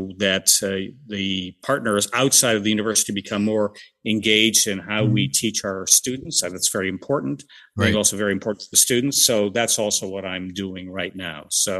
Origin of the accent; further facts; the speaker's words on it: Iowa, United States; moved away as an adult; also born or lived in Amsterdam, Netherlands; now in Utrecht, Netherlands; I was born and raised in Iowa. So I am an American. Have a Dutch mother.